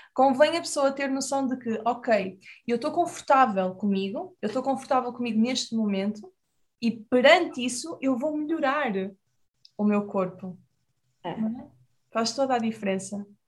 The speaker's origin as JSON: {"language": "Portuguese", "country": "Portugal", "said": "nós aqui em Portugal"}